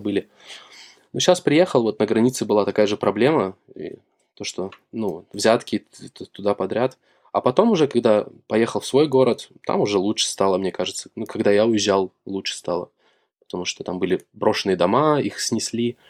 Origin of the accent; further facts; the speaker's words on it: Shakhtinsk, Karaganda Region, Kazakhstan; moved away as an adult; now in Germany; Город Шахтинск, возле Караганды.